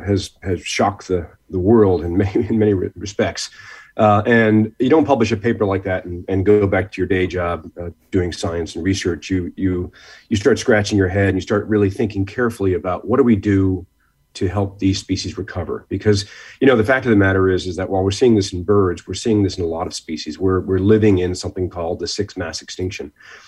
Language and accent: English; Norwalk, Connecticut, United States; growing up in Connecticut, I grew up in Norwalk, Connecticut, spent a lot of time at places like the Westport Nature Center and in New Haven.